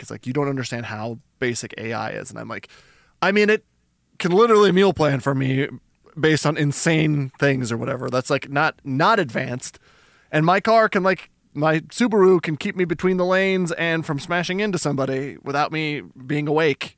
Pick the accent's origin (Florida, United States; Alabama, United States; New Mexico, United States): New Mexico, United States; I'm from New Mexico